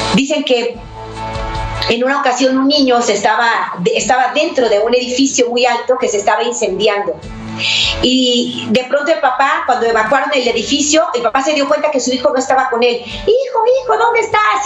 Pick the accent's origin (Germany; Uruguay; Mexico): Mexico; now in United States; mi país, México